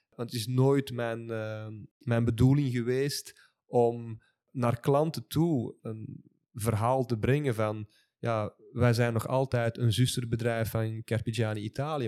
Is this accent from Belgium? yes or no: yes; Belgium; Ik ben nu eenmaal geboren als Belg en ik zal dan altijd wel een Belg blijven.